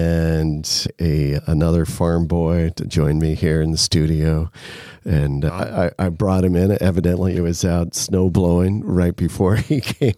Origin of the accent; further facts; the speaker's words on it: Nebraska, United States; growing up on a farm as well, I grew up in Nebraska on a farm.